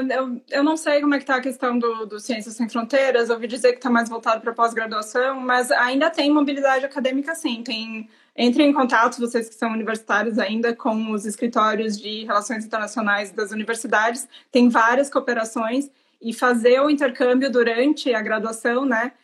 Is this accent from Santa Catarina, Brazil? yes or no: yes; Santa Catarina, Brazil; moved away; eu sou de Santa Catarina.